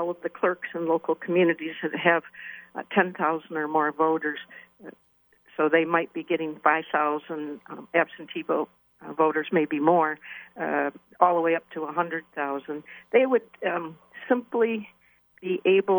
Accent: Waterford, Michigan, United States; I was born and raised in Waterford and just sold my childhood home 2 years ago

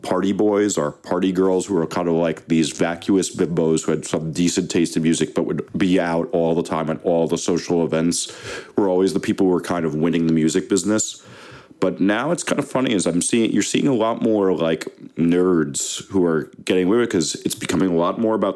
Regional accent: New Jersey, United States; I'm from Jersey

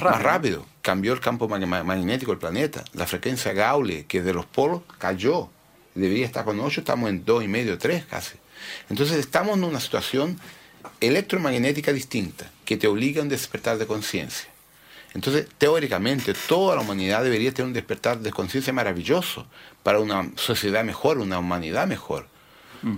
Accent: Brazil; also born or lived in Santiago, Chile; yo me crié fuera de los padrones, los rótulos convencionales sociales en Brasil

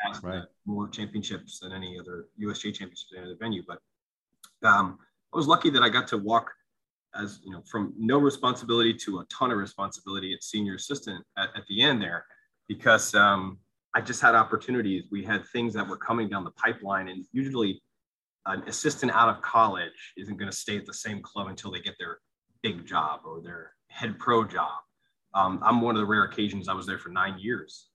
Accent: New Tripoli, Pennsylvania, United States; also born or lived in Allentown, Pennsylvania; I grew up in Allentown and then moved to a, a rural area, small, tiny town called New Tripoli

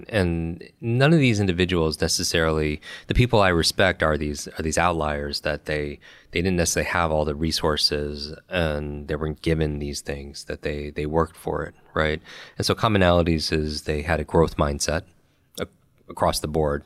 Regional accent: Westchester, New York, United States; I grew up in Westchester, New York

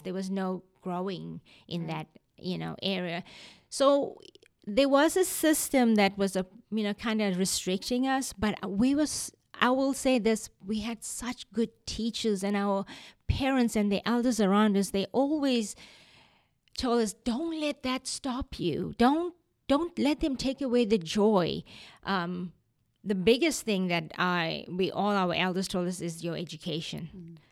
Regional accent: Durban, KwaZulu-Natal, South Africa; moved away as an adult; also born or lived in South Florida / Canada; now in Tupelo, United States; I was born in Durban, South Africa. We have lived in the United States now for over 25 years

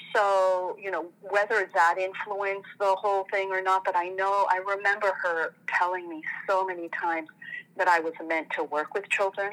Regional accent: France; moved away as an adult; also born or lived in Tunisia / Algeria; now in United States; I'm, I'm originally from France, mm. and we've been in the States for 20 years now

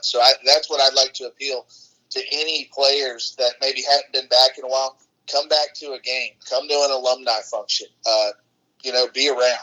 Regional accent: Atlanta, Georgia, United States; I went back home. I'm kinda from Metro Atlanta

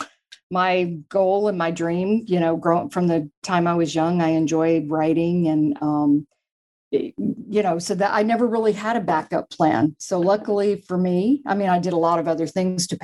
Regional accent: Corpus Christi, Texas, United States; moved away as an adult; also born or lived in Dubai, United Arab Emirates / Abu Dhabi, United Arab Emirates / Azerbaijan; that was in Corpus Christi, Texas, my hometown

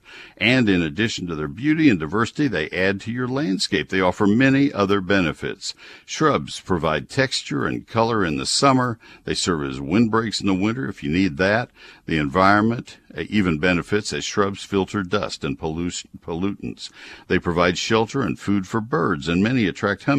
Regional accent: College Station, Texas, United States; I grew up in College Station where it's all post oaks

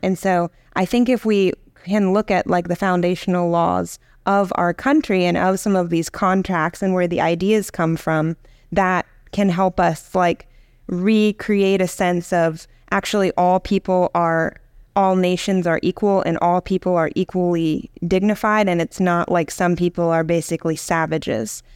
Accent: Virginia, United States; I grew up in Virginia

